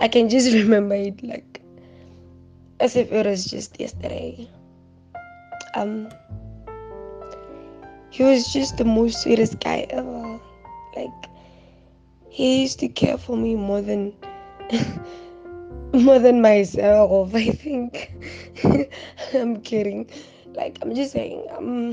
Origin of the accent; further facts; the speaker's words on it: Brits, North West, South Africa; I'm from Babo, Brits, Northwest